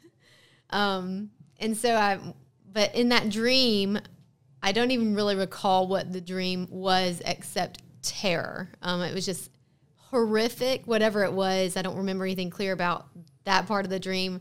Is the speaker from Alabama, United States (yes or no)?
yes; Hoover, Alabama, United States; from Birmingham. I grew up in Hoover.